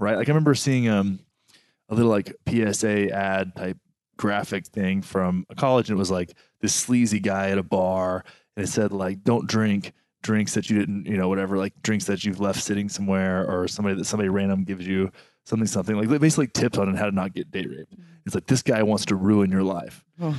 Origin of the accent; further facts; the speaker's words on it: Texas, United States; I grew up in Texas, man. Texas.